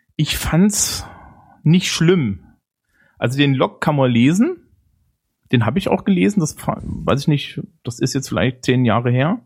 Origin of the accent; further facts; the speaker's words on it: Germany; bei uns in Deutschland.